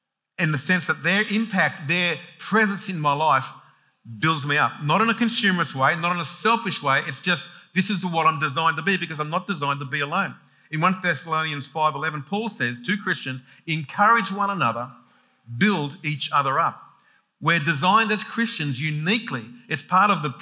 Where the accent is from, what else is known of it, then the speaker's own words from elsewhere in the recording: Sydney, New South Wales, Australia; when I grew up in Sydney, even Sydney, 4 million people, I knew my street.